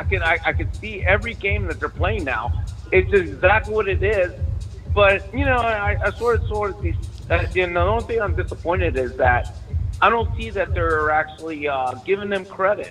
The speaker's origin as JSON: {"language": "English", "region": "Virginia", "country": "United States", "said": "Yeah, man, I'm from Virginia."}